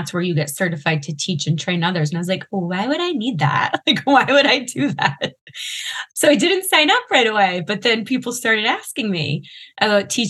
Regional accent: Massachusetts, United States; where I grew up in Massachusetts

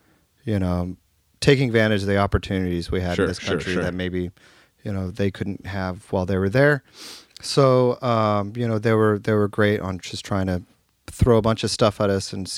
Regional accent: Reno, Nevada, United States; moved away as an adult; also born or lived in Los Angeles, California; I'm from Reno, Nevada.

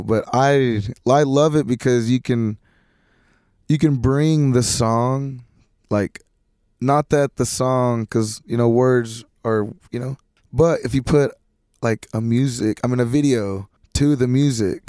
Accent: Lipan, Texas, United States; also born or lived in Mineral Wells, Texas; I moved to a town called La Pan, Texas, and around there, you know, it's country folk

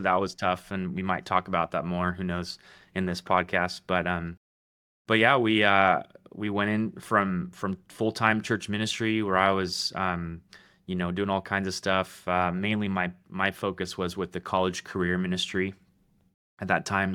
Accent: Roseville, California, United States; moved away as an adult; now in Middle Tennessee, United States; I'm from Roseville, California

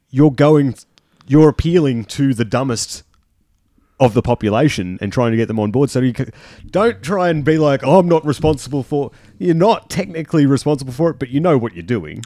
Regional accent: Junee, New South Wales, Australia; I'm from June

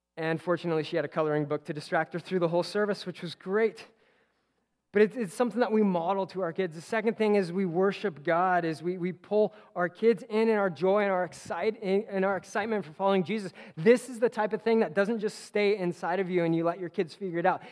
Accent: Simi Valley, California, United States; there's an exit in Simi where I grew up

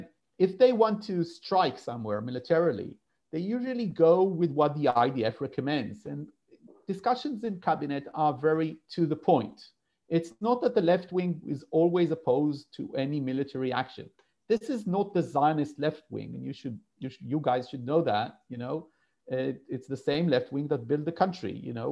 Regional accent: London, United Kingdom; born there; I'm a UK citizen also, beyond being, you know, and I was born in London.

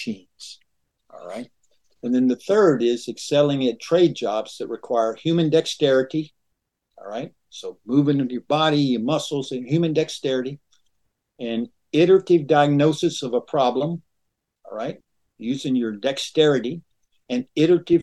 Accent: rural Western Georgia, United States; also born or lived in Atlanta, Georgia; I was raised in rural Georgia, rural Western Georgia

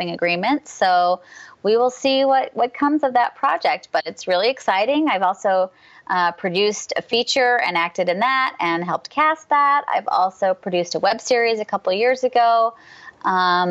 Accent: San Jose, California, United States; moved away; I grew up in San Jose, California. So I'm a California native

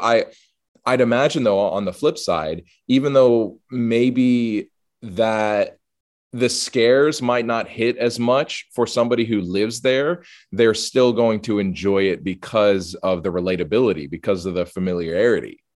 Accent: the South, United States; growing up in the South and living in the South

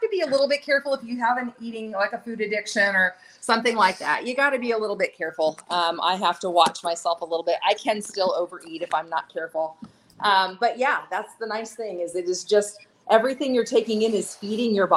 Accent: Lawrence, Kansas, United States; moved away as an adult; now in Nepal; I live, when I'm in the U.S., I'm from Lawrence, Kansas

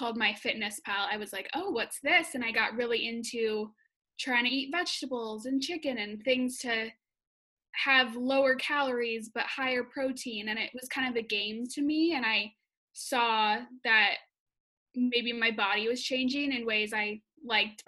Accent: Wisconsin, United States; moved away as an adult; also born or lived in Madison, Wisconsin; now in Chicago, United States; I'm from Wisconsin and I usually live in Chicago when quarantining

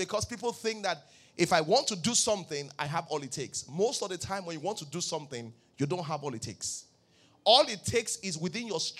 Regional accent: Ibadan, Oyo, Nigeria; born there; Pastor, I was born in Ibadan.

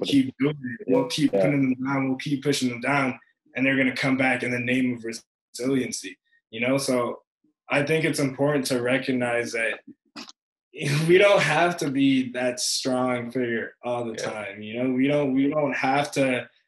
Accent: England, United Kingdom; growing up in England

